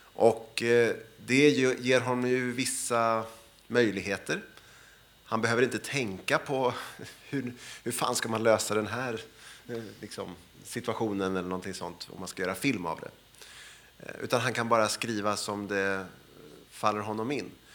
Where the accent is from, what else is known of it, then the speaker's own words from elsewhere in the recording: Sweden; som svensk eh, och som, eh, jag är född 1970